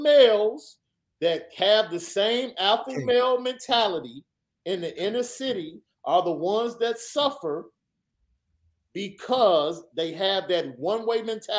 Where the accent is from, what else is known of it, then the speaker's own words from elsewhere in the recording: Chicago, Illinois, United States; Guns were barely even present when I grew up in Chicago.